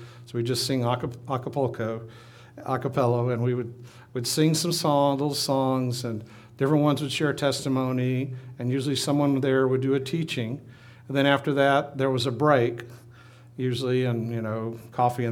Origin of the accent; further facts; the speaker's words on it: Minden, Louisiana, United States; grew up in Minden, Louisiana